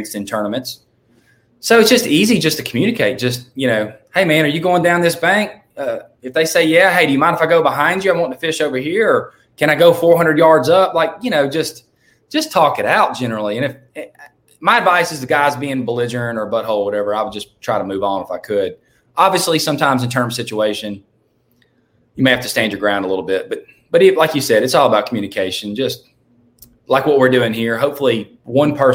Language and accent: English; Louisiana, United States; I'm from Louisiana. I've lived like an hour from Toledo Bend my whole life.